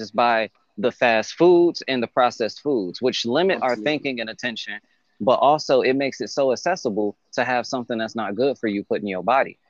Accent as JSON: {"language": "English", "town": "Detroit", "region": "Michigan", "country": "United States", "moved": "yes", "said": "I'm from Detroit, Michigan, originally"}